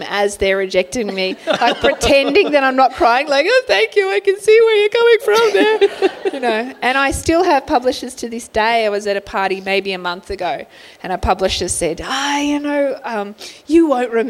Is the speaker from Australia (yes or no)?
yes; Sydney, New South Wales, Australia; I grew up in Bankstown